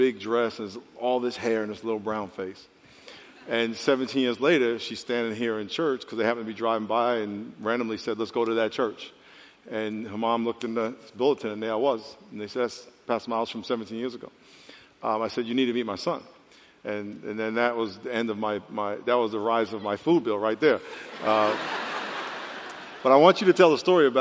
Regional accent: New York, United States; We grew up in New York

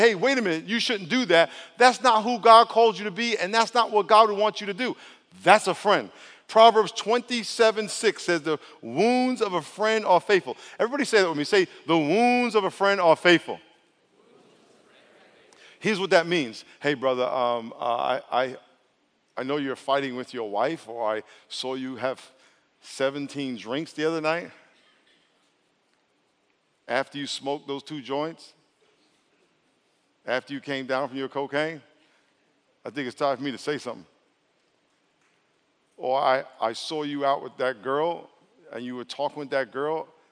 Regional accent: New York, United States; I'm from New York

